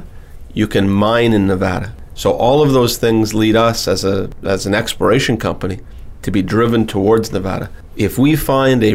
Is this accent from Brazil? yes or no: no; Timmins, Ontario, Canada; I was born in Timmins, Ontario